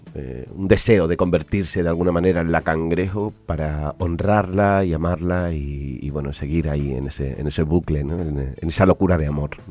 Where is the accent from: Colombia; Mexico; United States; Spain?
Spain; Almendralejo, Extremadura; also born or lived in Badajoz; yo vengo de, España, de, de, Badajoz. Bueno, nací en Almendralejo, una ciudad pequeñita